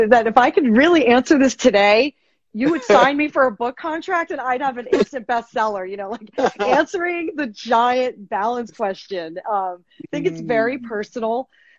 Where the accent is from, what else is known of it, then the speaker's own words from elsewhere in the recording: Fairfield, Connecticut, United States; At Fairfield U, my hometown, Fairfield, Connecticut.